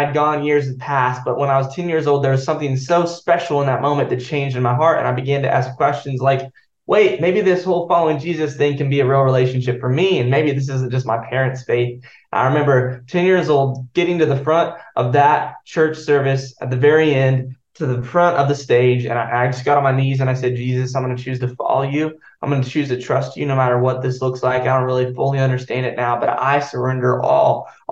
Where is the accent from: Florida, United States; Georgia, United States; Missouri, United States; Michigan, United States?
Missouri, United States; Joplin; now in Franklin, United States; I'm from Joplin, Missouri. Originally, I was born there and my mom was in ministry growing up